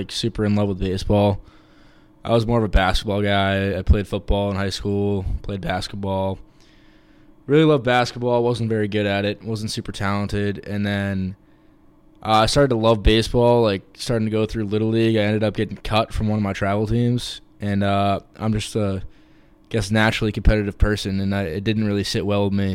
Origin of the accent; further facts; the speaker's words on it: Milton, Massachusetts, United States; now in Boston, United States; I'm from Milton, Mass.